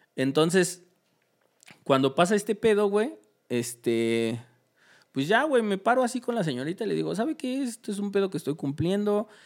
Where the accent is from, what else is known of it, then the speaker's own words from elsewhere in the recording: Mexico; era mexicano